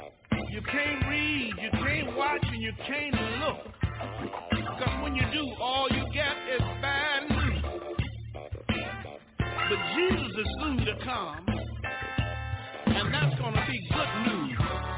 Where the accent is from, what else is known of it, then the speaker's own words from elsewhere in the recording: Houston, Texas, United States; when I think about my hometown in Houston, Texas.